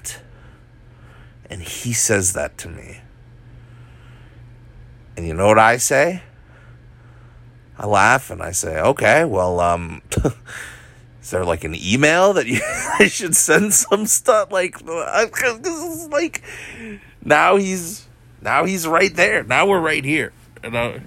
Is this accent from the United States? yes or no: yes; Hawaii, United States; I'm Asian, I'm from Hawaii, like Asian Hawaiian